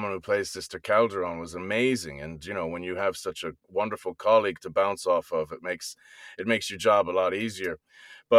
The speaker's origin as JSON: {"language": "English", "country": "Ireland", "tie": "born or raised there", "also_born_or_lived": "New Jersey, United States / London, United Kingdom", "moved": "yes", "lives_now": "New York, United States", "said": "I was born in New Jersey, but I grew up in Ireland"}